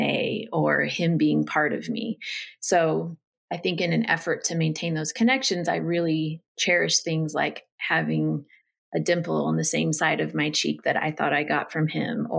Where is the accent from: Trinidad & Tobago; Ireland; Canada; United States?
United States; Northern California; I grew up in Northern California with a mom, a dad, and two sisters